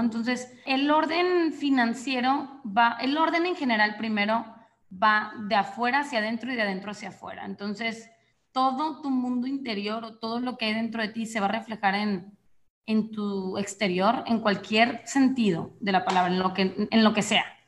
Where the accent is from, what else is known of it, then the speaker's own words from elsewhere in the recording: Monterrey, Nuevo León, Mexico; yo efectivamente soy mexicana del norte, soy de Monterrey